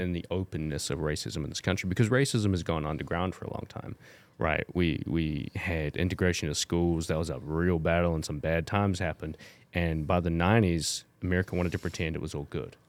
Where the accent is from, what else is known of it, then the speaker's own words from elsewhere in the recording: New Zealand; moved away; growing up in New Zealand, and I grew up in the generation that st-, really started learning, um, Te Reo in, in school from five year old